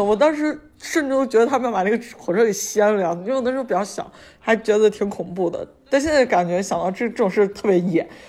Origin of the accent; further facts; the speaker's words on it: Xi'an, Shaanxi, China; 我父母带我去那个南方玩过一趟，然后我从南方回来的时候，就是从杭州坐火车坐回西安